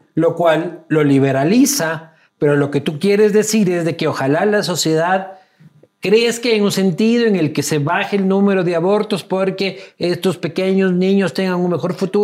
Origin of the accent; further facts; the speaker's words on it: Loja, Ecuador; soy de Loja, hermano, soy casi, del Perú